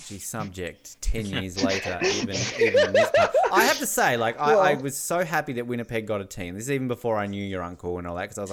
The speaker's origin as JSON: {"language": "English", "country": "Australia", "said": "I'm Australian."}